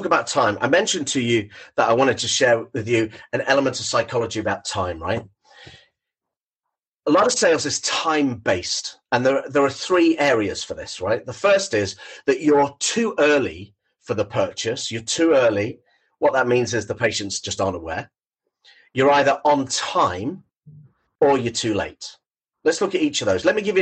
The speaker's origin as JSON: {"language": "English", "town": "Thornton Hough", "region": "North West England", "country": "United Kingdom", "tie": "born or raised there", "said": "I'm born and bred in Thornton Hough, which is on the Wirral"}